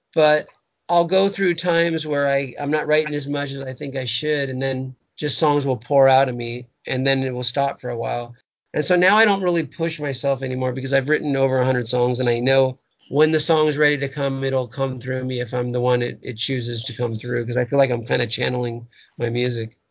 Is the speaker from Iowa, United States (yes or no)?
no; Huntington Beach, California, United States; my punk rock days growing up in Huntington Beach